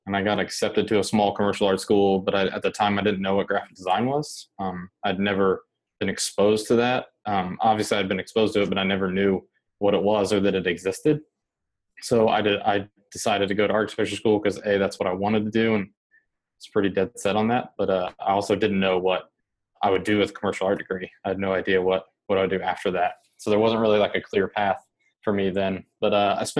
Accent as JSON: {"language": "English", "region": "just outside Indianapolis", "country": "United States", "tie": "born or raised there", "said": "I grew up in Indiana, just outside of the Indianapolis city limits, in kind of a rural, kind of small town"}